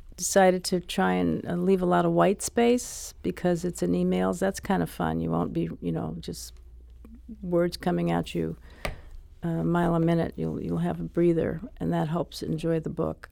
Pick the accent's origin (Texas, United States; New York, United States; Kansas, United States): New York, United States; New York City; I grew up in Harlem